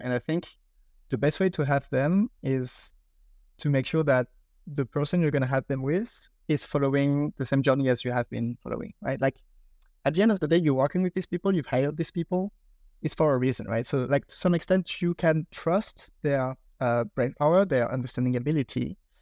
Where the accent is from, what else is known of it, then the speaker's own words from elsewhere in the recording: France; accent: French; English is a second language; I'm British with my French accent